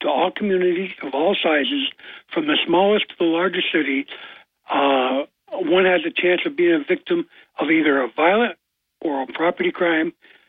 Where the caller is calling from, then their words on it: New York, United States; I'm … from the Forks.